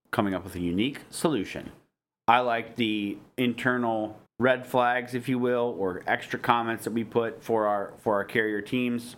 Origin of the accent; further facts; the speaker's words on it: Michigan, United States; I'm from Michigan